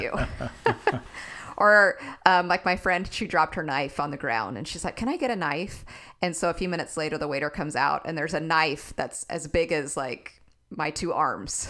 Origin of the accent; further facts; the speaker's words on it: Texas, United States; I'm a Texan